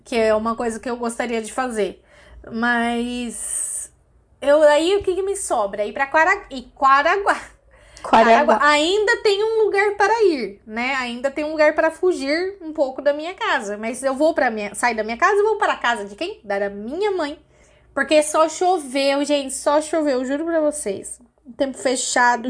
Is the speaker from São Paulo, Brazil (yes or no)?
yes; São Paulo, Brazil; eu sou caiçara